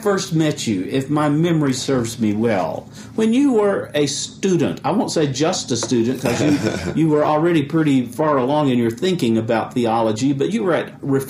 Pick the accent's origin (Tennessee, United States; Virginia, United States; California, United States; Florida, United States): Tennessee, United States; Chattanooga; my hometown is Chattanooga, which you can almost see from the campus of Covenant College.